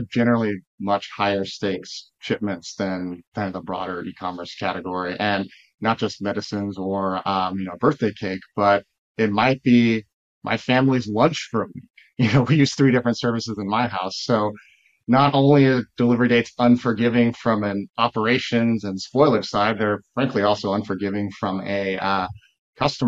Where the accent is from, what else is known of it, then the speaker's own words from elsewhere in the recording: Texas, United States; now in Chicago, United States; I grew up in Texas